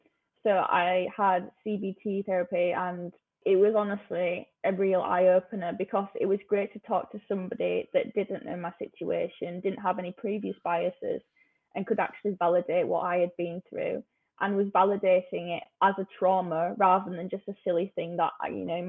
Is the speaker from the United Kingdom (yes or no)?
yes; Huddersfield, Yorkshire and the Humber, United Kingdom; moved away as an adult; now in London, United Kingdom; I went to a normal state school in Huddersfield